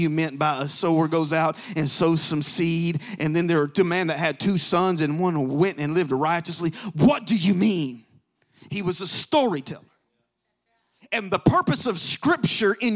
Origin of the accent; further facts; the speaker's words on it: Alabama, United States; I'm from Alabama